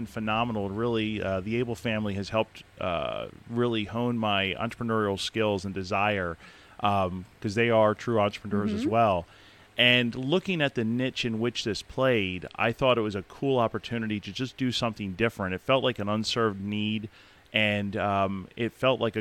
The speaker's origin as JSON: {"language": "English", "town": "Palmyra", "region": "Pennsylvania", "country": "United States", "tie": "born or raised there", "moved": "as an adult", "lives_now": "Elizabethtown, United States", "said": "I grew up in Palmyra, so I'm a local boy of sorts"}